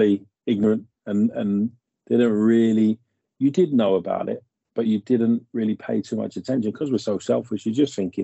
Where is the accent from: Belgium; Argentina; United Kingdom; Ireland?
United Kingdom; Hayes, London; we've grown up in this. I live in Hayes, and we grew up around this area